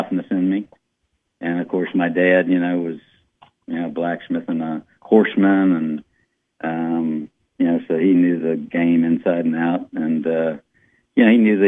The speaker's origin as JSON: {"language": "English", "town": "Walton", "region": "Kentucky", "country": "United States", "tie": "born or raised there", "also_born_or_lived": "Covington, Kentucky / New Orleans, Louisiana / Oklahoma / England", "said": "I was raised in Walton, in a town called Verona."}